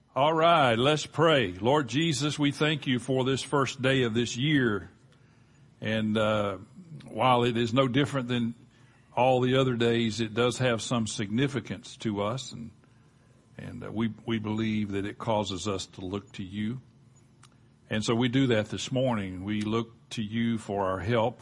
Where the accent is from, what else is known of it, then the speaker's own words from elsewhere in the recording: Gulf Coast, United States; growing up on the Gulf Coast